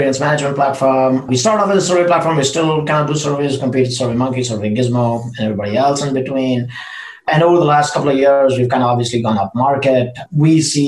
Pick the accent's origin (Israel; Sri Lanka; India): India; moved away as an adult; also born or lived in Russia / Seattle / San Francisco; now in Austin, United States; originally I'm from India and grew up in India, then left India. I went to Russia right after high school